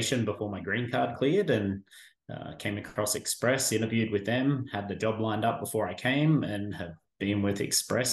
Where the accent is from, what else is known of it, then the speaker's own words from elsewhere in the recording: Australia; moved away as an adult; now in Caldwell, United States; grew up in Australia, spent 15 years serving in the Australian military over there